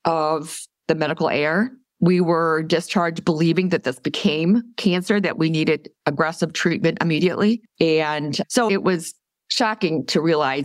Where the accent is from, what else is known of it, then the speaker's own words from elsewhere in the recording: Boise, Idaho, United States; I'm from Boise, Idaho. Actually, I live up in the mountains now in Idaho.